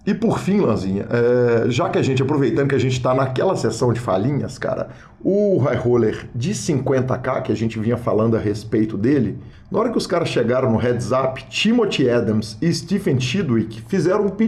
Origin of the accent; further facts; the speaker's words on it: Blumenau, Santa Catarina, Brazil; eu sou de Blumenau, sou engenheiro de telecomunicações, instrutor de yoga e iniciante no poker.